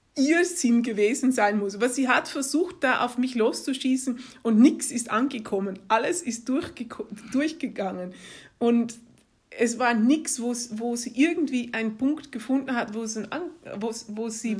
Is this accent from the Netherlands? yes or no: yes; Netherlands; moved away; also born or lived in Germany / Greece / Turkey / England; meine Eltern sind holländisch und also ich bin in, in Holland groß geworden